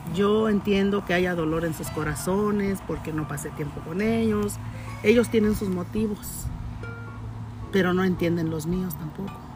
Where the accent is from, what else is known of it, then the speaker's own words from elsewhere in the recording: Ciudad Juárez, Chihuahua, Mexico; moved away as an adult; also born or lived in Durango; mi lugar de nacimiento fue en Durango. Yo llegué a, Ciudad Juárez a la edad de 8, 8 años más o menos